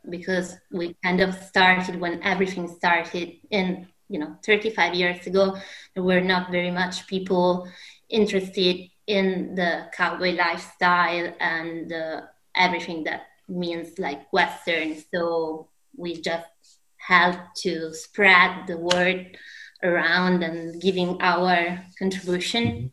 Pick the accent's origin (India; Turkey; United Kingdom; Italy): Italy; Alessandria, Piedmont; I'm originally from Alessandria